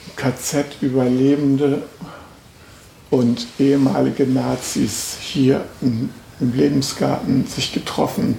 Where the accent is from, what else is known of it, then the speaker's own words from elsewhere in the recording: Germany; als äh, Westdeutscher